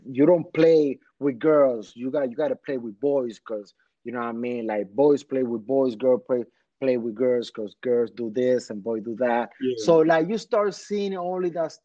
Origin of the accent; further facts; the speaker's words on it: Dominican Republic; moved away; also born or lived in Washington Heights, New York, United States; I came from Dominican Republic fresh.